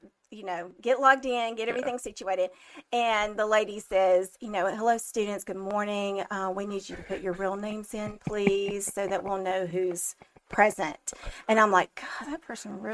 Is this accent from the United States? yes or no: yes; Trussville, Alabama, United States; also born or lived in Blount County, Alabama; I grew up in Trustville, Alabama